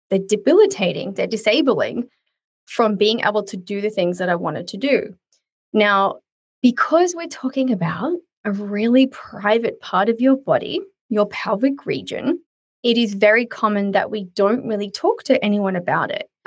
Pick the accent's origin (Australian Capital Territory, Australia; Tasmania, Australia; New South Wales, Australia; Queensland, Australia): New South Wales, Australia; south of Sydney; we are south of Sydney.